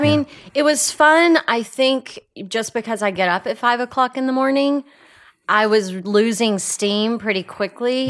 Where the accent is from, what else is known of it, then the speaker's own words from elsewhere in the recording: Texas, United States; moved away; having a very different perspective of life growing up in Texas